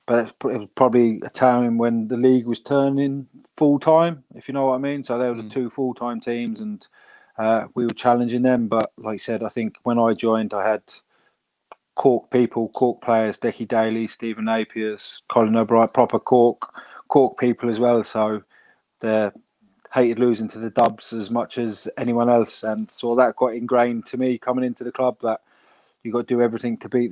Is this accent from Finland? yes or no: no; England, United Kingdom; moved away as an adult; now in Ireland; as an English lad